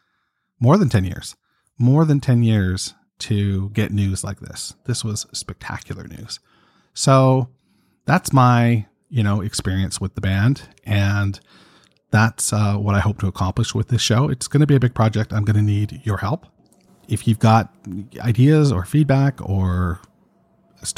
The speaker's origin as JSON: {"language": "English", "town": "Toronto", "region": "Ontario", "country": "Canada", "said": "I'm from Toronto, Canada"}